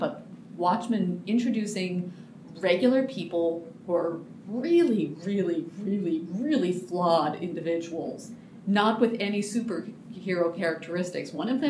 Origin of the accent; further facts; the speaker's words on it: Montana, United States; moved away; like many 12 to 13-year-old girls from Montana